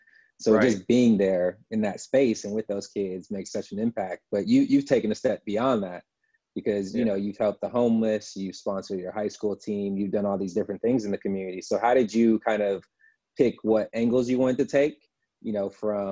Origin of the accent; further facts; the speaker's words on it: Midwest, United States; also born or lived in Michigan; I'm from the Midwest